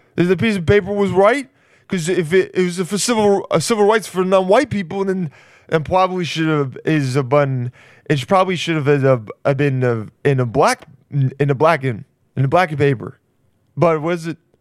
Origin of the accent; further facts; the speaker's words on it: California, United States; We're both from California.